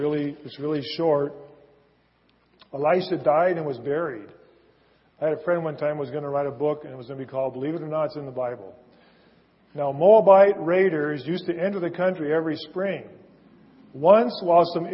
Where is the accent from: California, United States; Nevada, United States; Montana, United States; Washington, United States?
Washington, United States; Seattle; I was born and raised in Seattle. Born and raised in Green Lake area, or now I say Finney Ridge.